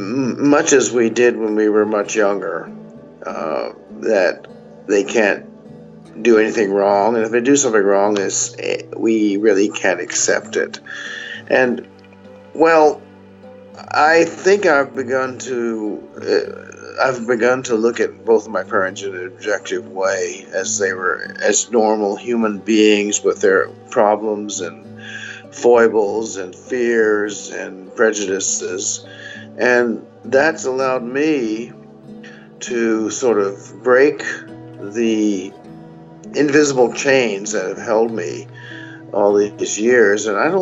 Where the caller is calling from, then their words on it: Burbank, California, United States; I'm calling from Burbank, California. And I guess you'd say I'm over 60.